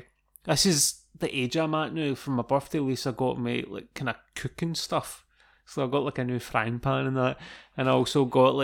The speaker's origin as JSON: {"language": "English", "region": "Scotland", "country": "United Kingdom", "said": "I thought you'd have known about this being Scottish."}